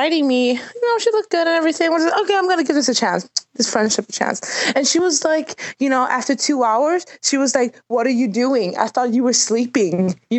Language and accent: English; Sweden; I'm from Sweden.